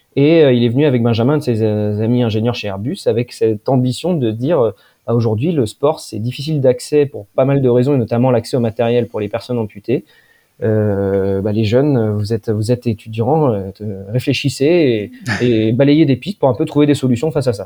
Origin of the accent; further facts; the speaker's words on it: Poitiers, Nouvelle-Aquitaine, France; je suis né, moi, dans, à Poitiers, donc dans le, dans le Poitou où j'ai euh, fait un petit peu toute mon enfance